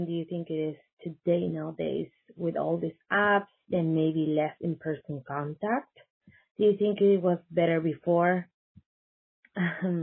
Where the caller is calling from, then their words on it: Chile; calling from Chile